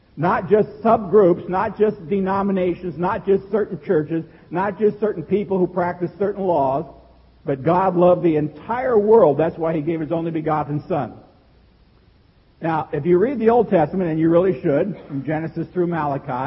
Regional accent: Seward, Nebraska, United States; I grew up in Seward, Nebraska.

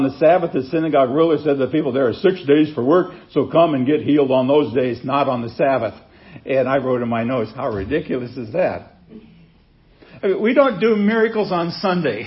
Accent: Seward, Nebraska, United States; when I was a kid growing up in Seward, Nebraska

